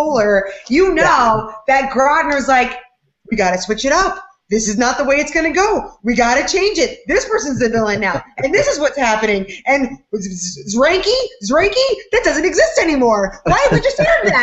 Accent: Palm Beach, Florida, United States; I'm from Palm Beach

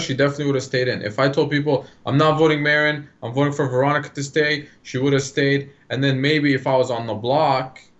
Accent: Lebanon; now in Canada; I grew up in Lebanon and then me coming here

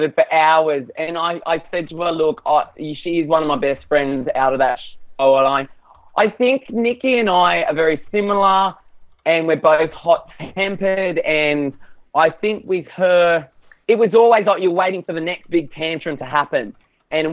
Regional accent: Australia

